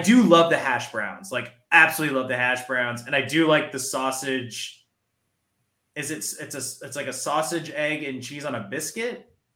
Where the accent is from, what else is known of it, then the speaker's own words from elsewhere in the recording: New Jersey, United States; I'm from New Jersey. I'm from the land of diners.